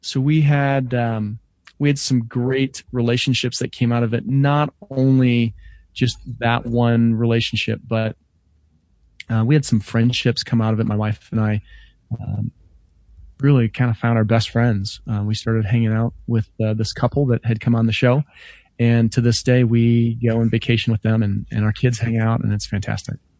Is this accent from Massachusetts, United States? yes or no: no; Denver, Colorado, United States